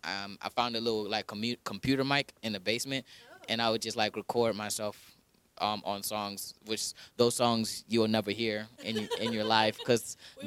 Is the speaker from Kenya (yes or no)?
yes; Kenya; And I'm Kenyan, you know. So I sucked at cross country and I'm Kenyan.